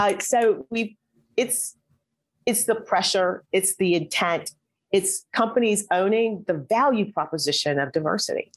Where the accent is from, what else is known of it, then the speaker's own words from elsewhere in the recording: Midwest, United States; moved away as an adult; also born or lived in Atlanta; I was from the Midwest.